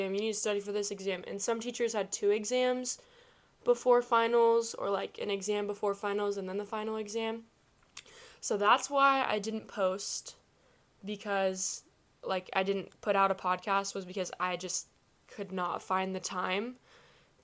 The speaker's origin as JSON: {"language": "English", "town": "Kansas City", "country": "United States", "said": "I'm from the Kansas City area"}